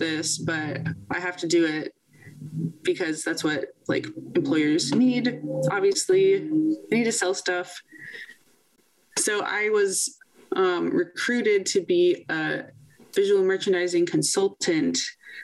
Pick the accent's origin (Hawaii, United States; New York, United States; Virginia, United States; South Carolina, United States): Virginia, United States; Virginia Commonwealth University, in my home state of Virginia